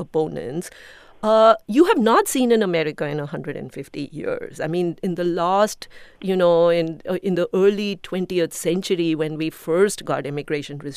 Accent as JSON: {"language": "English", "country": "India", "moved": "yes", "lives_now": "United States", "said": "I'm an immigrant from India"}